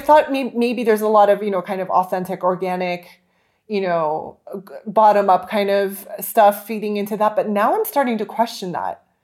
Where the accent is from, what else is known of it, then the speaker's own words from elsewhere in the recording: California, United States; growing up in California